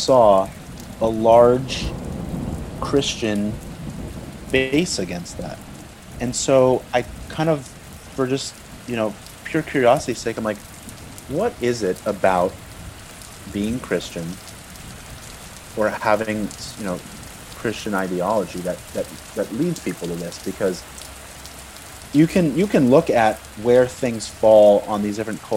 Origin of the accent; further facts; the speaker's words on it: United States; growing up in America